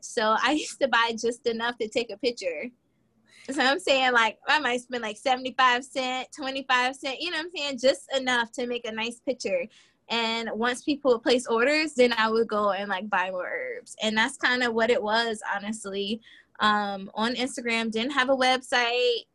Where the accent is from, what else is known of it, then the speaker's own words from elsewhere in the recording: Virginia, United States; now in Charlotte, United States; I am originally from Virginia and I'm currently living in Charlotte, North Carolina